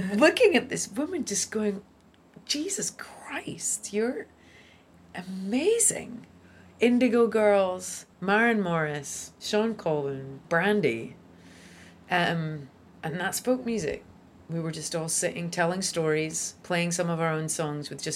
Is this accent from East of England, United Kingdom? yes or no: no; Scotland, United Kingdom; my little Scottish town